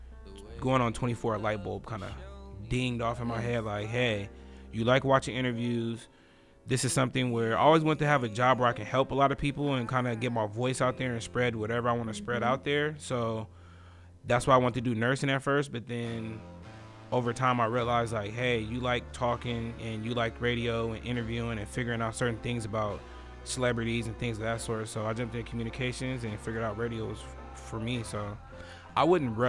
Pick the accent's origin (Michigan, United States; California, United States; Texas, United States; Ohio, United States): California, United States; Fresno; moved away as an adult; also born or lived in Los Angeles / Georgia; I lived in LA. I lived in Georgia. I lived in Fresno where I'm from. So I moved around.